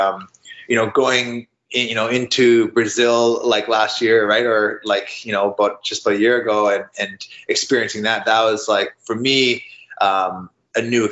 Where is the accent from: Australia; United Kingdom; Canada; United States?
Canada; I'm a Canadian